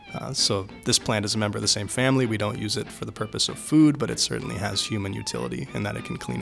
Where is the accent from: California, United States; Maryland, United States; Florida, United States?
California, United States; Northern; moved away as an adult; now in Pittsburgh, United States; I'm originally from Northern California, but for the last 3 years I've been a PhD student at the University of Pittsburgh